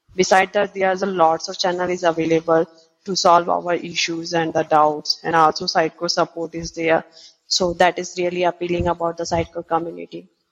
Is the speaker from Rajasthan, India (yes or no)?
yes; Udaipur, Rajasthan, India; I'm basically from Udaipur, which is also known as the Lake City in India